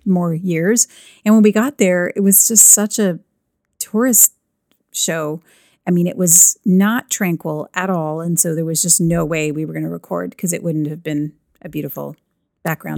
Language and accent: English; Canada; I'm Canadian